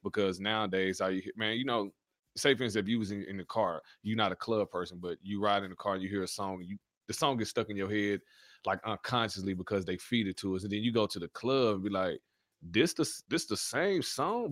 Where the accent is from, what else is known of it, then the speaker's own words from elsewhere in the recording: North Little Rock, Arkansas, United States; also born or lived in Louisiana; so I was born in Louisiana. but raised in Arkansas